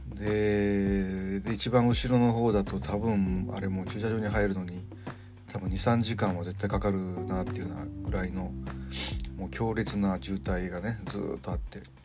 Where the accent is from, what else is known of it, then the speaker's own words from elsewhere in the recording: Kansai, Japan; moved away; 僕はまあ関西の出身なんで